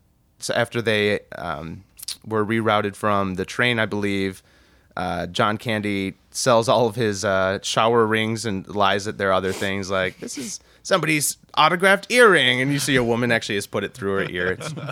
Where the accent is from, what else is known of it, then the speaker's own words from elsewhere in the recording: Chicago suburbs, Illinois, United States; Growing up in the Chicago suburbs